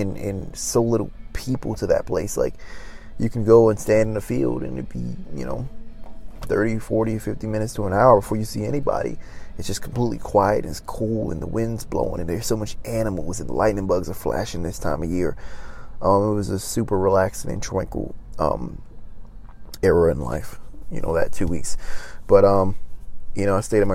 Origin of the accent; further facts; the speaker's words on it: Maryland, United States; now in Los Angeles, United States; I went back home to my home state of Maryland